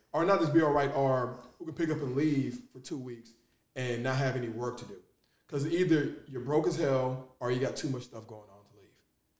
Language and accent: English; Nigeria; now in Los Angeles, United States; I'm Nigerian